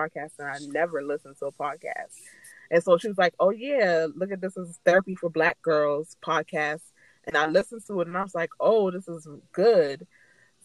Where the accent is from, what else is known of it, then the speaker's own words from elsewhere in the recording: United States; I was born here. My older sister were born in Jamaica, and I was the first child to be born here